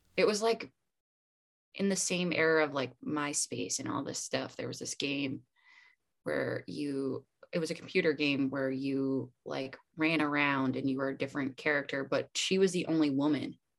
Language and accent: English; Pocono Mountains, Pennsylvania, United States; born or raised there